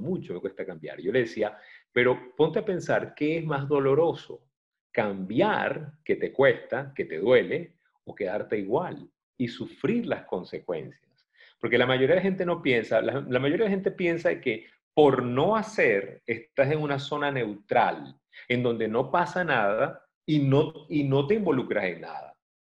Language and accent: Spanish; Venezuela; que lo decimos mucho en Venezuela